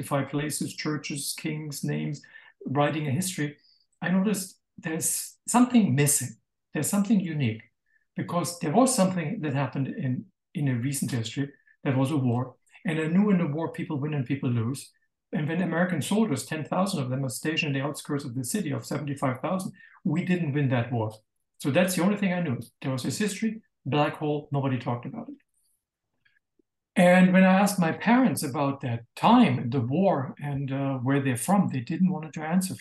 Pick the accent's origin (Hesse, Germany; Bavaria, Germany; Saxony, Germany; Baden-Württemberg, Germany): Bavaria, Germany; Bamberg; moved away; also born or lived in Israel; I was born in Bamberg in 9th of May, 1958, 13 years and one day after the capitulation of Germany, and grew up in a beautiful town that is kind of fairy tale